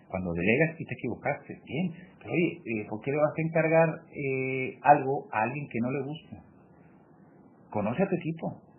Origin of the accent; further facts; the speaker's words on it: Mexico; Bueno, pues sí … también mexicano